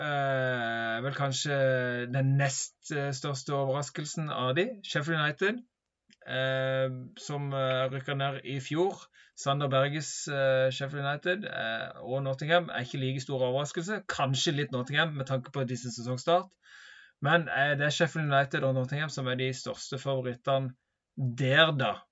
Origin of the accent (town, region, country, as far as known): Norway